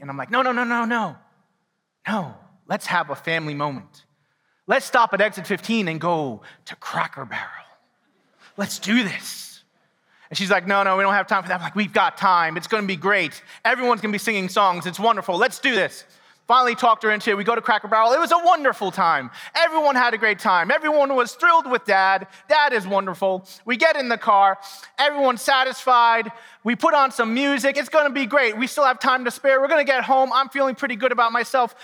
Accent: New York City, New York, United States; also born or lived in Quakertown, Pennsylvania; now in Pennsylvania, United States; I didn't grow up here. I grew up in New York City.

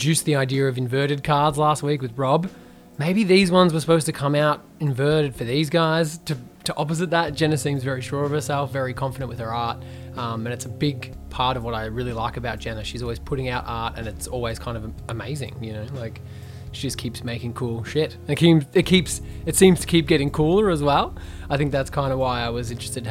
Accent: Geelong, Victoria, Australia; I'm from Geelong

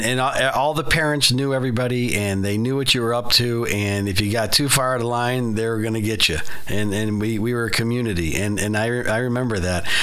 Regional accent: Chicago, Illinois, United States; South Side

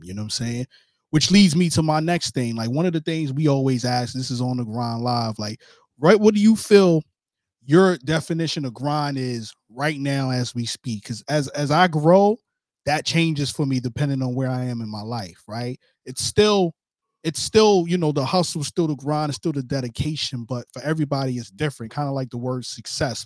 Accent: New York City, New York, United States; I'm from New York too

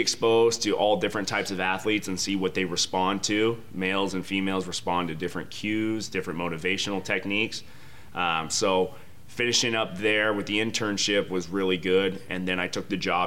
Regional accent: Phoenix, Arizona, United States; also born or lived in Reno, Nevada; I grew up here in the Valley. I'm a Phoenix guy

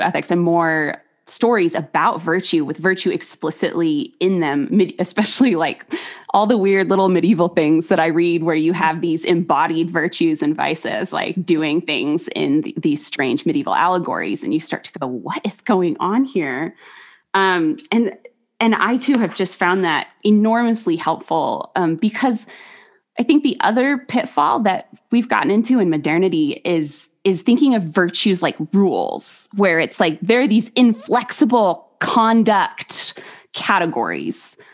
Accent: United States; just being an American

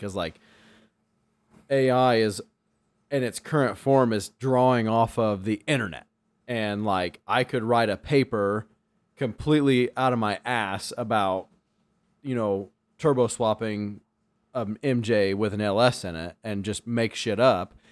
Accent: Illinois, United States; I'm from Illinois.

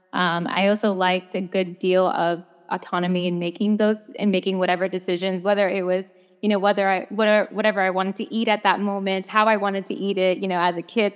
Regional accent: New York, United States; moved away as an adult; I am originally from New York, uh, born, bred, raised, trained

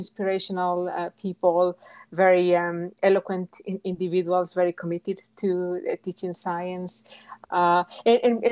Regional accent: Galicia, Spain; English is a second language; moved away as an adult; also born or lived in England / United States; I come from Galicia, which is in the northwest of Spain.

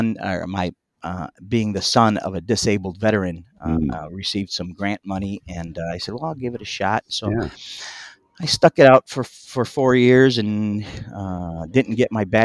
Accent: Munster, Indiana, United States; also born or lived in East Chicago, Indiana; we moved from East Chicago, which is from a little two-bedroom home into Munster

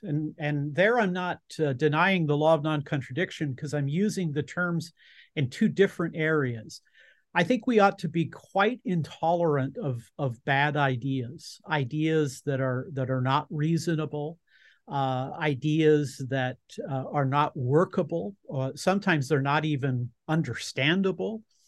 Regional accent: Southern California, United States; you and I grew up in Southern California.

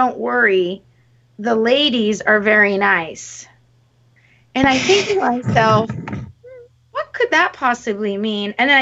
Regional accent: Montreal, Quebec, Canada; we come from Montreal

